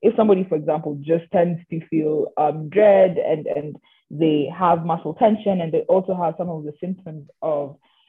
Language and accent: English; Kenya; I am Kenyan myself. I literally travel under a Kenyan passport.